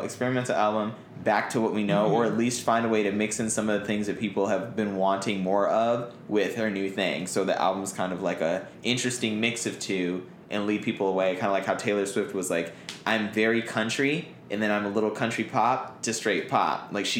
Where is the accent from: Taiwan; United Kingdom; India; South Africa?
Taiwan; also born or lived in Florida; I'm like fucking Taiwan.